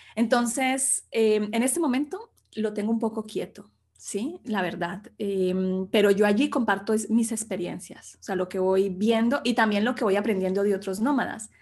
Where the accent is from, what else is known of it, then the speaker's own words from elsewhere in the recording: Sevilla, Valle del Cauca, Colombia; moved away as an adult; also born or lived in Bogotá, Colombia; now in Spain; yo soy colombiana, nací en Colombia, en un pequeño pueblito que se llama Sevilla